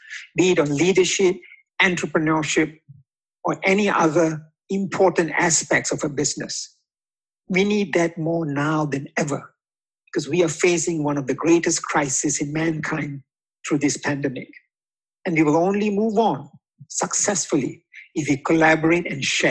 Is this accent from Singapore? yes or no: yes; Singapore; also born or lived in Indonesia; As a Singaporean and a son of a humble doorman